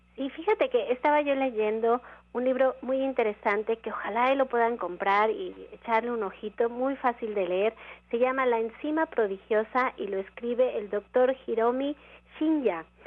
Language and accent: Spanish; Mexico; como mexicano